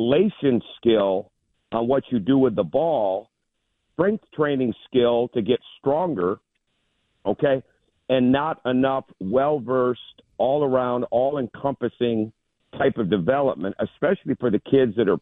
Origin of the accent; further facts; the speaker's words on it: Michigan, United States; growing up in Michigan